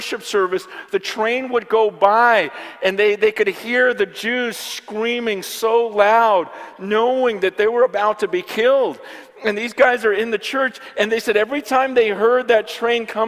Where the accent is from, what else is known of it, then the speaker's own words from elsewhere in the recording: California, United States; my generation and growing up in California in the church for the last 20, 30 years